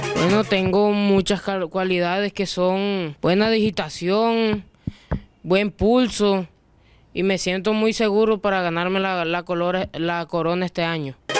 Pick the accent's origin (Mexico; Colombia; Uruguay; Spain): Colombia; San Diego, Cesar; vengo de San Diego Cesar